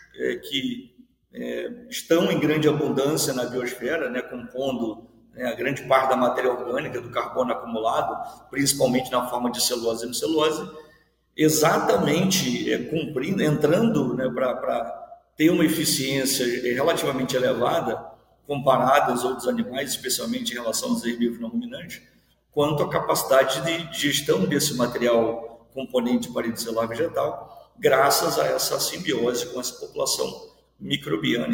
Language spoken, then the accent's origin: Portuguese; Seropédica, Rio de Janeiro, Brazil; moved away as an adult; also born or lived in Viçosa; now in Mato Grosso, Brazil; eu sou filho de servidor da universidade, é, me criei no campus